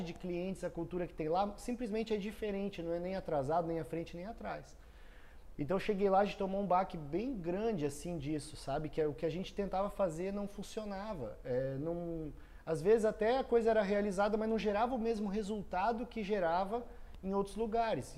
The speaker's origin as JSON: {"language": "Portuguese", "town": "Foz do Iguaçu", "region": "Paraná", "country": "Brazil", "tie": "born or raised there", "also_born_or_lived": "Cascavel", "said": "eu cresci em Foz, num ambiente de empreendedorismo"}